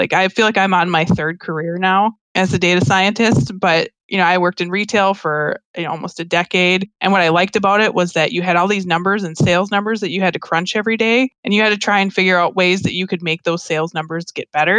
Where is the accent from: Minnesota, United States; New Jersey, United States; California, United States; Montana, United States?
Minnesota, United States; I grew up in Minnesota. I've been here my whole life